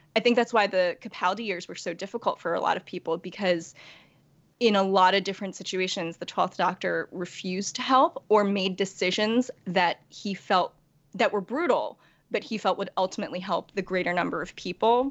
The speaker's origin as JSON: {"language": "English", "region": "New York", "country": "United States", "tie": "born or raised there", "also_born_or_lived": "Korea", "said": "I was born in Korea and adopted as a baby uh, by white parents in New York. And so I, I really don't know Korea at all"}